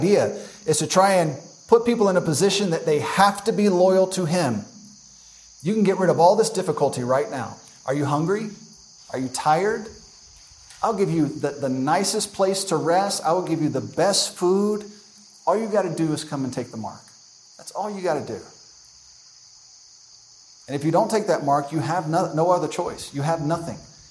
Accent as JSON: {"language": "English", "country": "United States", "said": "as an American"}